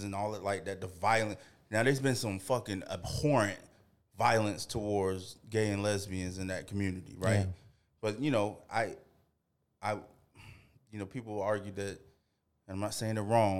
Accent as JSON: {"language": "English", "region": "the South", "country": "United States", "tie": "born or raised there", "said": "I grew up in the South going to church"}